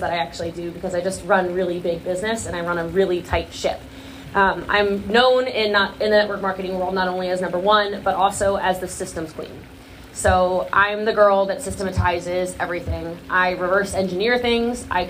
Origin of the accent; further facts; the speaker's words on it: Maryland, United States; moved away; I'm actually originally from Maryland, so I have a bit of that East Coast aggression